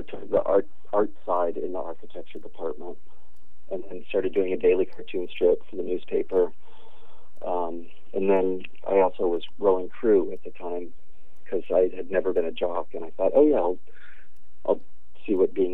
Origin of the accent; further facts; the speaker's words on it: Berkeley, California, United States; I grew up in Berkeley and then went to UC Berkeley